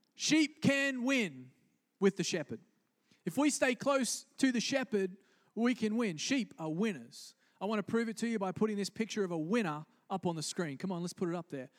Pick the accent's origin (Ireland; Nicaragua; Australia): Australia; moved away; I grew up in Australia